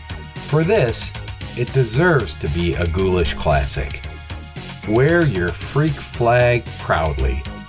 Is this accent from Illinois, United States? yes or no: yes; Chicago, Illinois, United States; the original industrial metal group … from my hometown Chicago